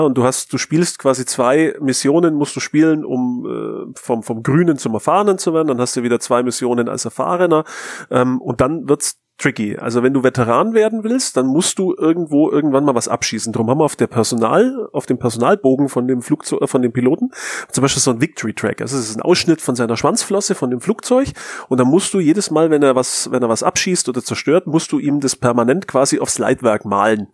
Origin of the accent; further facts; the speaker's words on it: near Mindelheim, Bavaria, Germany; der Markus und ich, wir kommen aus der Nähe von Mindelheim